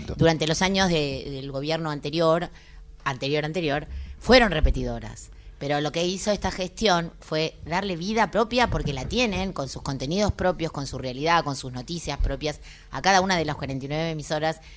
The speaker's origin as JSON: {"language": "Spanish", "country": "Argentina"}